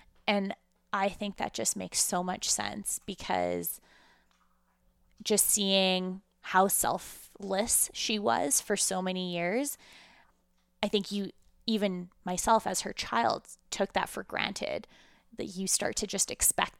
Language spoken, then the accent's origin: English; Russia; now in Canada; coming from Russia at the time that I did, and not having that same, I guess, childhood or background as the Canadian Jews that were in the school at the time was really challenging.